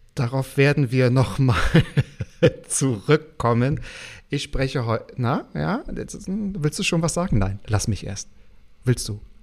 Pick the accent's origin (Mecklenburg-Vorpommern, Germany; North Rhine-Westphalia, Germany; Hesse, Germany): Mecklenburg-Vorpommern, Germany; ich ja auch aus Mecklenburg komme